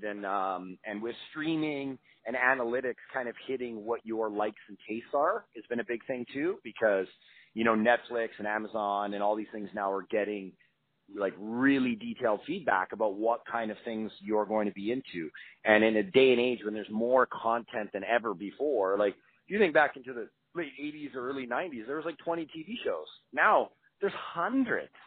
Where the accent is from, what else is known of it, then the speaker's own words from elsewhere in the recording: Canada; I grew up in Canada around the motorcycle clubs